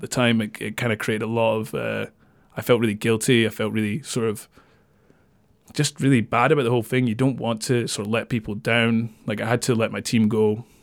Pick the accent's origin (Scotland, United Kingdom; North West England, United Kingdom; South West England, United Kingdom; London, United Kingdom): Scotland, United Kingdom; Dundee; moved away as an adult; also born or lived in Kirkcaldy; I was born in Kirkcaldy. I moved to Dundee just before my first birthday, so I grew up in Dundee until I was eighteen and then moved away.